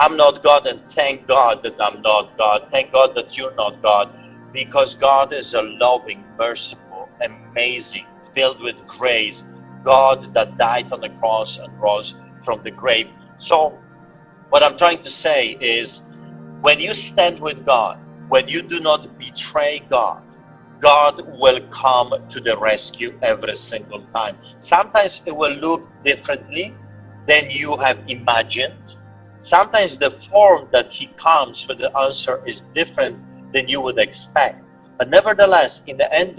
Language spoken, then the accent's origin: English; Poland; moved away; me growing up in Poland